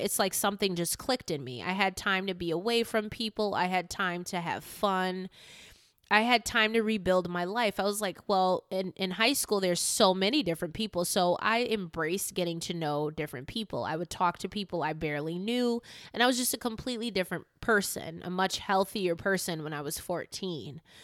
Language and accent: English; Newington, Connecticut, United States; also born or lived in Hartford, Connecticut; My school was in Newington as well as the apartment that I stayed in with my mom was at Newington